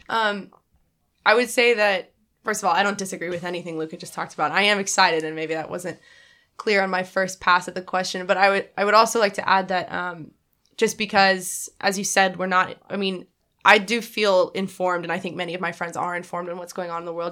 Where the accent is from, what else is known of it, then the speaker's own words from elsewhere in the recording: Dallas, Texas, United States; moved away as an adult; I'm originally from Dallas, Texas